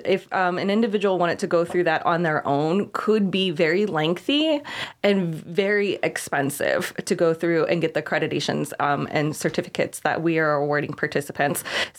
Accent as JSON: {"language": "English", "town": "Pittsburgh", "region": "Pennsylvania", "country": "United States", "also_born_or_lived": "South Carolina", "moved": "as an adult", "said": "I'm from the Pittsburgh area."}